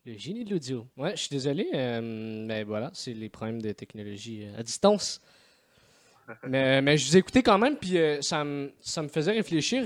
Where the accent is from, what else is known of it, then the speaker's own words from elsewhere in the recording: Montreal, Quebec, Canada; je suis blanc de Rosemont